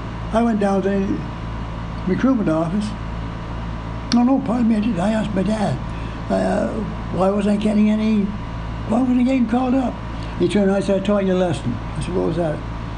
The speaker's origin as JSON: {"language": "English", "country": "Canada", "also_born_or_lived": "England", "said": "I'm Canadian"}